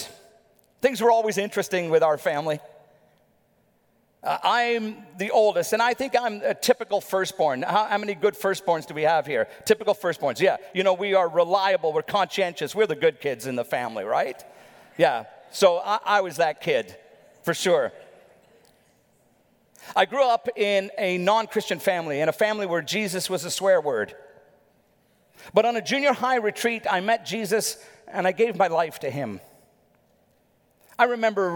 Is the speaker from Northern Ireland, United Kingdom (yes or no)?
yes; Northern Ireland, United Kingdom; My dad was a bit of a legend where we grew up in Northern Ireland